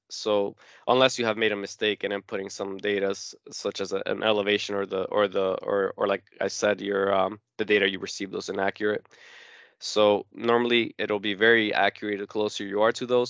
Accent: Newark, New Jersey, United States; also born or lived in Uruguay; I was born in South America in a small country called Uruguay, but I have lived in Newark, New Jersey ever since I was five years old, so I grew up here

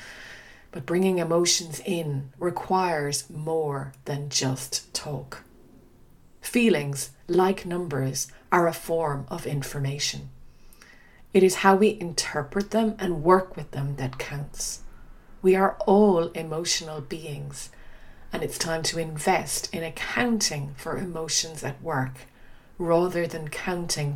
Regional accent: Dingle, Munster, Ireland; first language English; moved away as an adult; also born or lived in Australia / Uganda / Kenya / Switzerland; now in Oxford, United Kingdom; I grew up on the Dingle Peninsula in a small town tucked away at the edge of the Atlantic

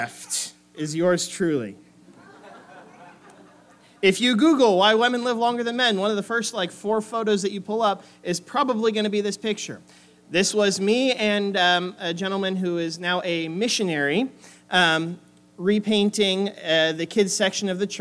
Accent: Oregon, United States; moved away as an adult; also born or lived in Springfield, Missouri; I grew up on the West Coast off in the very green, very wet state of Oregon

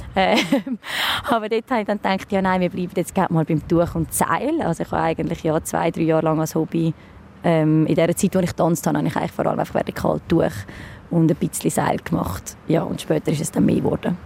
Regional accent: Dübendorf, Zurich, Switzerland; also born or lived in New York; Ich bin ursprünglich aus Dübendorf, 32 und bin Luftakrobatin

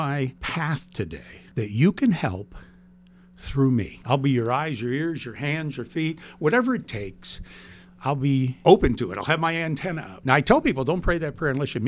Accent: Youngstown, Ohio, United States; I'm from Youngstown, Ohio

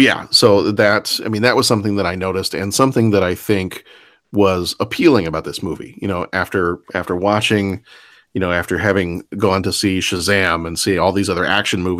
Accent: the South, United States; moved away; I'm from the South

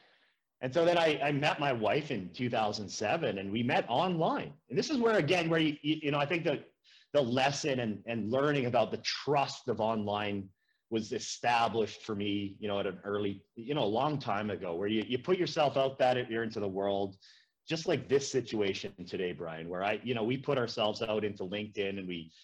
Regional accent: a small town in Saskatchewan, Canada; moved away as an adult; also born or lived in Edmonton, Alberta / Prince Albert, Saskatchewan; now in Fruitvale, Canada; I'm from a small town in Saskatchewan

